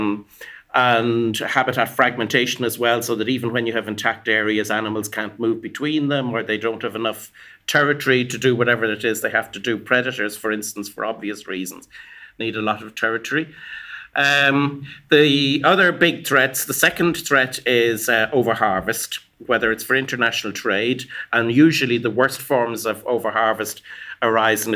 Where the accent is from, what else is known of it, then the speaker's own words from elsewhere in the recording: Ireland; I come from Ireland